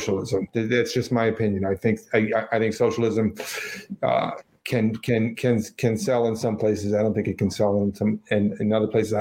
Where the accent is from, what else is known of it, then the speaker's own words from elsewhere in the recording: New York City, New York, United States; moved away; I'm from the Bronx